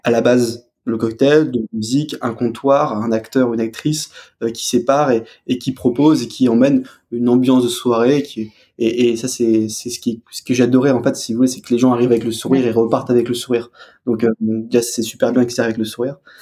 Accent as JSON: {"language": "French", "area": "Alsace", "region": "Grand Est", "country": "France", "said": "je suis alsacien, je viens"}